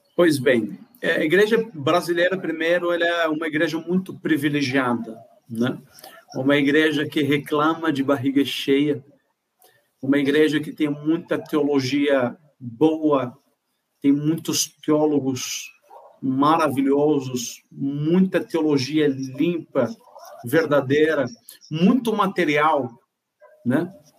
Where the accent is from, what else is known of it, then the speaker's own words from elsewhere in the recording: Morocco; Portuguese is a second language; now in Brazil; Eu nasci em Marrocos, norte da África